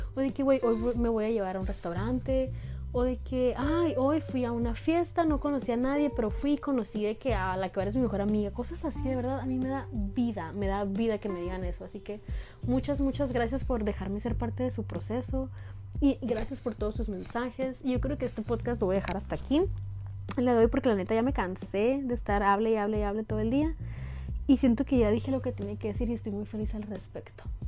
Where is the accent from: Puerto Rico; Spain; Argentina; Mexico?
Mexico; northern Sonora; Yo soy del norte de Sonora